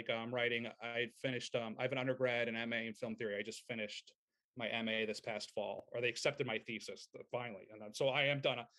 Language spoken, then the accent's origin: English; Merrick, New York, United States; also born or lived in Long Beach, New York; I grew up in Merrick, New York